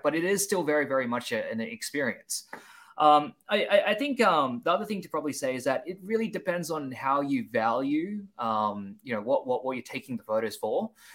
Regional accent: Sydney, New South Wales, Australia; now in Seoul, South Korea; I'm originally from Sydney, Australia

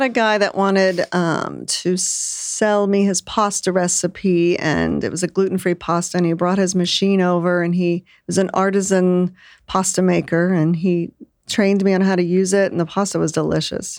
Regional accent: Lake Charles, Louisiana, United States; now in Austin, United States; I was born in Lake Charles, Louisiana.

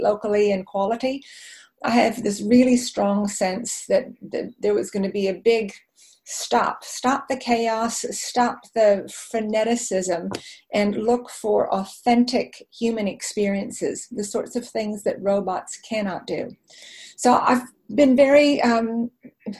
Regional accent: Arizona, United States; moved away as an adult; now in New Zealand; My childhood was spent in the desert in Arizona.

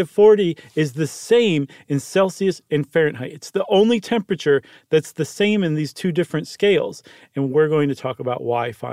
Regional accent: United States; as an American.

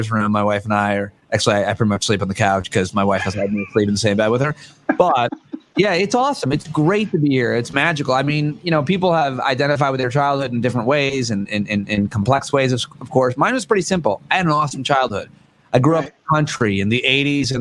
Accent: Marcellus, New York, United States; moved away; I'm in my parents' house where I grew up from age 8 to 18, and it's in upstate New York, just outside Syracuse, Marcellus, New York, on the Finger Lakes

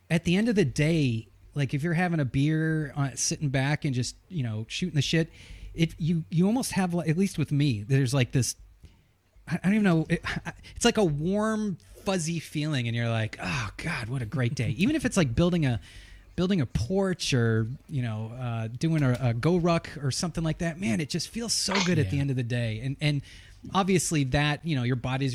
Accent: New England, United States; I'm from New England

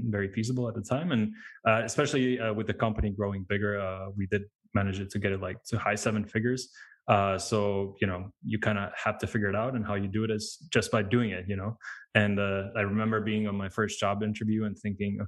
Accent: Latvia; now in United Kingdom; I'm originally from Latvia. It's a small country in Eastern Europe

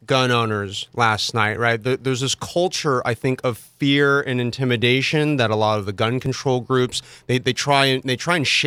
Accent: Mission Viejo, California, United States; I'm an Orange County native, you know, I was born in Mission Viejo

